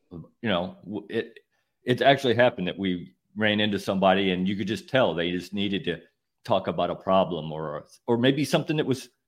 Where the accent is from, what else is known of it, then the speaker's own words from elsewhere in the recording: Midwest, United States; I grew up in the Midwest. I had no idea what a hurricane was.